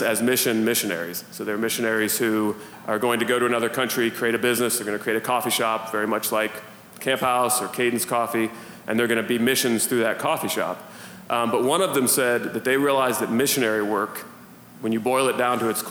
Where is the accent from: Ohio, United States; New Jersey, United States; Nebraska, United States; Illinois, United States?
Ohio, United States; Youngstown; I'm from Northeast Ohio, from kind of the Youngstown area